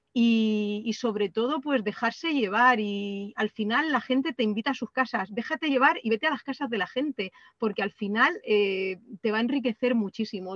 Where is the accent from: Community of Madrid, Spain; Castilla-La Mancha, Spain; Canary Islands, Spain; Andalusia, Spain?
Castilla-La Mancha, Spain; Tobarra; moved away; somos de Tobarra, pero, mm, pero hemos vivido en distintos sitios del mundo